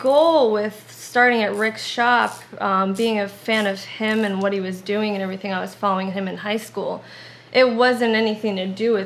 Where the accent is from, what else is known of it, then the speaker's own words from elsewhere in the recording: New Jersey, United States; moved away as an adult; also born or lived in Bay Ridge, Brooklyn; now in New York, United States; I grew up in New Jersey.